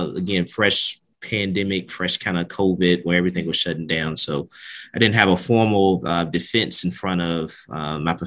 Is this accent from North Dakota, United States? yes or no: no; Richmond, Virginia, United States; I'm originally from Richmond, Virginia